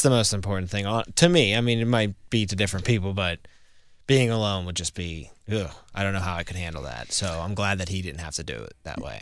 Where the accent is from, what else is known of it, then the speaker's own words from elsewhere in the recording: Pittsburgh, Pennsylvania, United States; I grew up in Pittsburgh